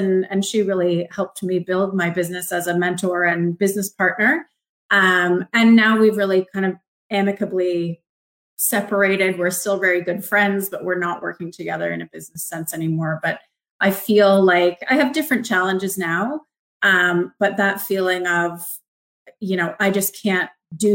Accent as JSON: {"language": "English", "town": "Markham", "region": "Ontario", "country": "Canada", "tie": "born or raised there", "moved": "yes", "said": "I grew up in Markham, which is a suburb of Toronto."}